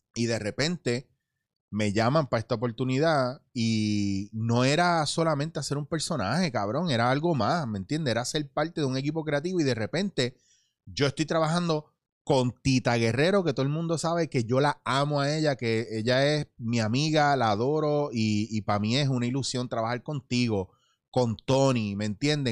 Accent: Puerto Rico; moved away as an adult; also born or lived in The Bronx, New York, United States / Barcelona, Spain; yo nací en Nueva York, me traen para Puerto Rico

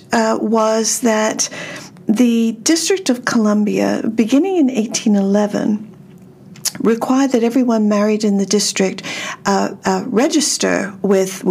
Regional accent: Australia; now in United States; I'm originally from Australia, so I don't have any genealogy to do over here.

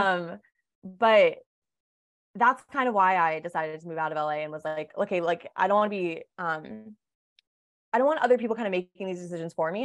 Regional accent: Massachusetts, United States; moved away as an adult; also born or lived in California; now in Los Angeles, United States; I grew up in Massachusetts and I came out to California for school, um, about ten years ago

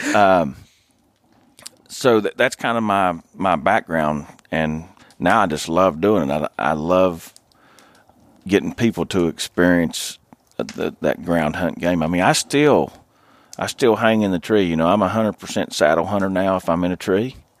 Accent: Logan County, Southern West Virginia, United States; I grew up in Southern West Virginia. Uh, I grew up in one of the only, uh, one of four bow hunting only counties. uh, in Logan County.

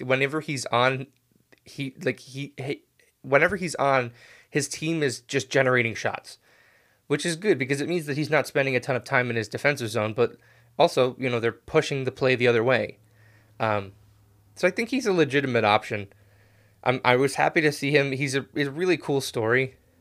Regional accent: United States; as an American

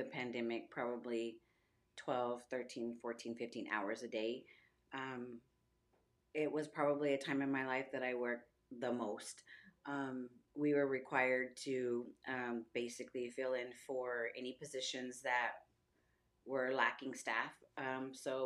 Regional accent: Floresville, Texas, United States; also born or lived in San Antonio; I'm originally from Floresville. I've lived in Floresville all my life.

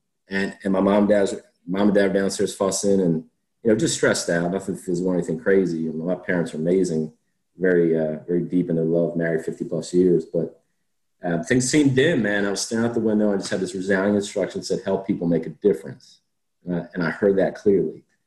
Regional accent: Coatesville, Pennsylvania, United States; growing up outside of Philly

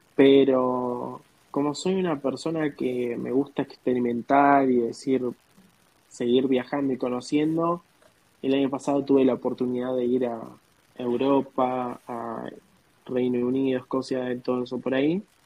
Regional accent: Argentina; moved away as an adult; now in United States

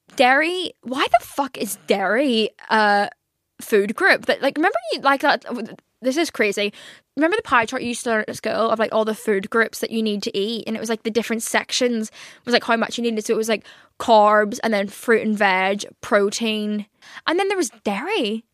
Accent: Northern Ireland, United Kingdom; now in London, United Kingdom; I'm from Northern Ireland.

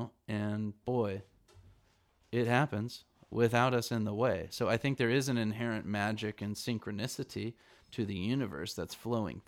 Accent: California, United States; I'm from California

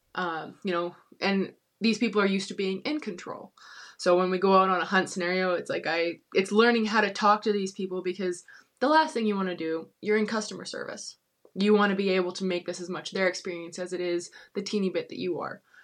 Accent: Kelowna, British Columbia, Canada; I grew up in Kelowna

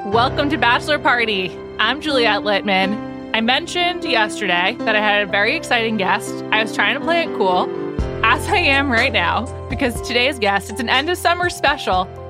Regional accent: New York City, New York, United States; I'm from the Upper West Side

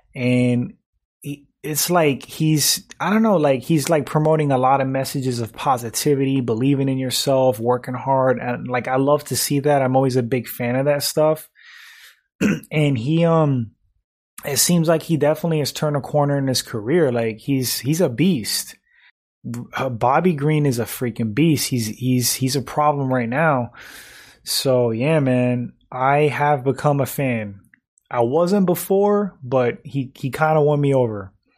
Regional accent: New York, United States; moved away; also born or lived in Florida / Connecticut; I grew up in New York. Um, I've lived in Florida, uh, Connecticut, um, pretty much the three states that I've lived

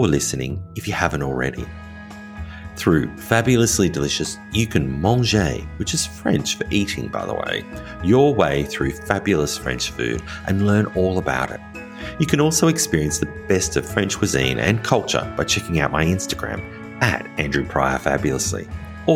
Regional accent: Australia; also born or lived in rural France; now in France; As an Australian living in rural France

